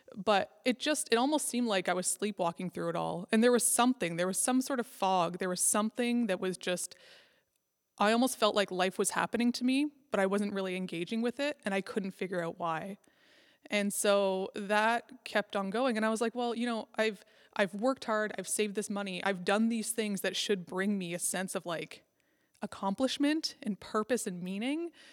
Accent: Nova Scotia, Canada; also born or lived in Scotland / Alberta / Northwest Territories; now in Prince Edward Island, Canada; I grew up in Nova Scotia

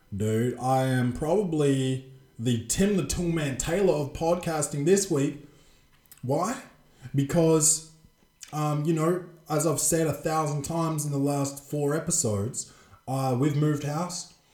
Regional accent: Adelaide, South Australia, Australia; the Adelaide Crows because that's my uh, favourite team, my hometown team

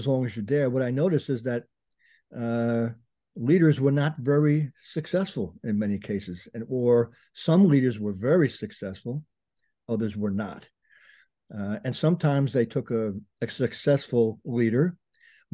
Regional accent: Bergen County, New Jersey, United States; Grew up in Bergen County, New Jersey

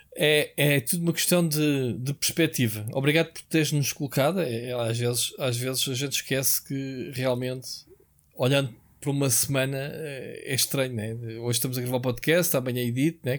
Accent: Portugal; somos tugas

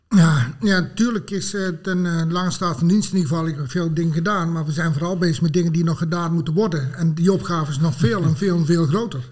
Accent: Het Groene Woud, North Brabant, Netherlands; ik ben geboren en getogen in het uh, Groene Woud

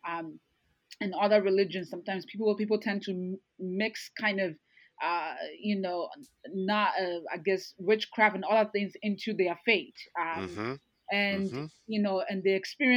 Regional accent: Ghana; moved away; I grew up in Ghana part of my life

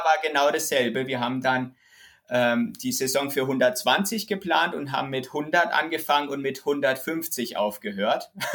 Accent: Rhineland-Palatinate, Germany

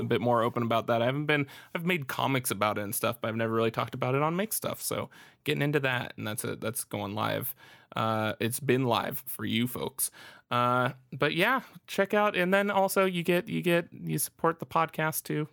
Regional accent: Florida, United States; I'm from Florida

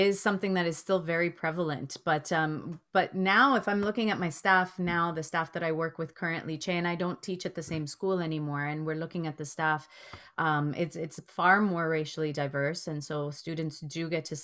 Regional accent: Toronto, Ontario, Canada; Never had a teacher that wasn't white growing up in Rexdale

